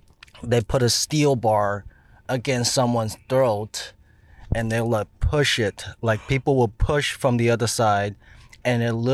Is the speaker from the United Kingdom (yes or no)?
no; China; born or raised there; English is a second language; now in Alabama, United States